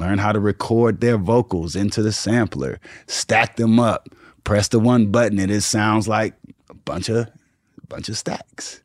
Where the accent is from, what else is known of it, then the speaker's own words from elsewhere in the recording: Houston, Texas, United States; growing up in Houston